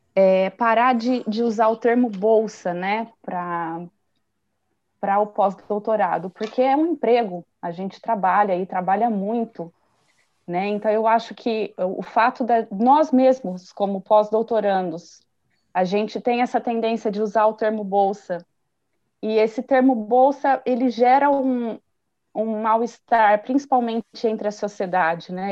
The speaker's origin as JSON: {"language": "Portuguese", "country": "Brazil", "moved": "as an adult", "said": "eu vim como brasileira."}